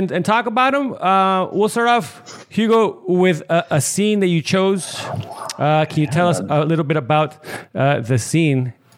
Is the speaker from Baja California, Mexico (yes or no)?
yes; Tijuana, Baja California, Mexico; Obviously, I grew up in Tijuana